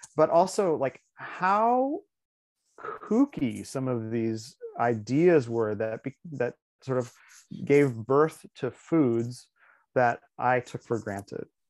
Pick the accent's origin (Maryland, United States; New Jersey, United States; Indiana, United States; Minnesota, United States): Indiana, United States; northern; moved away; also born or lived in San Francisco / Seattle; I grew up in Indiana